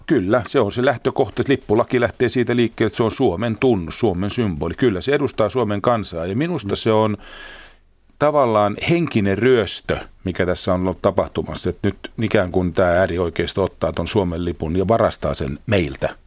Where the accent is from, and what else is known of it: Finland